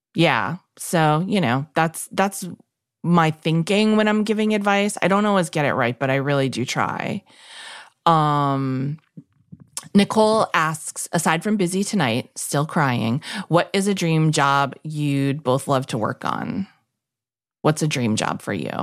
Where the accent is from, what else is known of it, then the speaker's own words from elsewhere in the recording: New York City, New York, United States; growing up in New York City